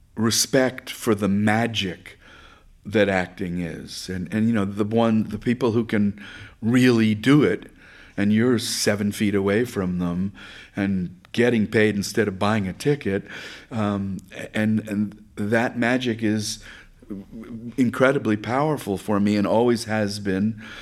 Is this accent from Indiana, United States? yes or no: no; Bronx, New York, United States; I grew up in Riverdale in the Bronx.